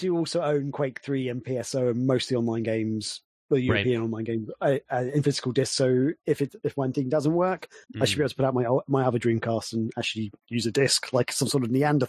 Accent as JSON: {"language": "English", "region": "England", "country": "United Kingdom", "accent": "English", "said": "my English accent"}